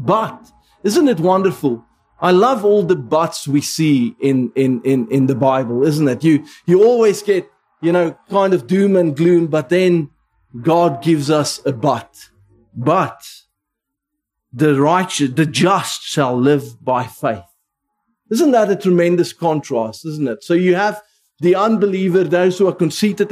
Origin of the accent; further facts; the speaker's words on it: South Africa; first language Afrikaans; English is a second language; now in United Kingdom; I grew up Afrikaans in the Dutch Reformed Church